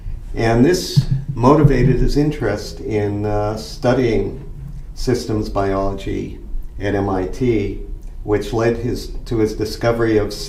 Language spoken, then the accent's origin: English; Sharon, Massachusetts, United States; I'm from Sharon, Massachusetts.